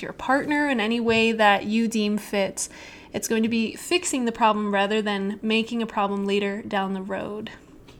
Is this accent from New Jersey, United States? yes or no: no; Utah, United States; I grew up in Utah